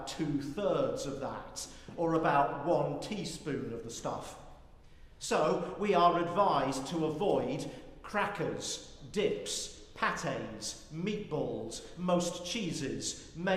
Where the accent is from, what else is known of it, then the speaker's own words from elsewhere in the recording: United Kingdom; moved away as an adult; now in United States; I'm British